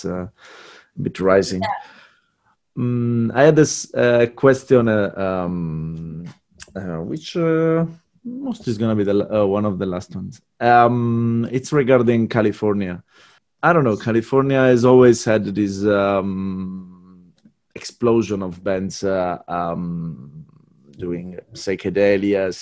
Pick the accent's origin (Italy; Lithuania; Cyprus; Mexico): Italy; Sardinia; I come from Sardinia, which is a pretty warm country